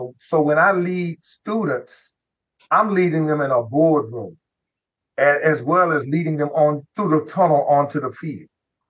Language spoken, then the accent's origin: English; South Dakota, United States; And I'm from South Dakota. And I'm a Black kid from South Dakota.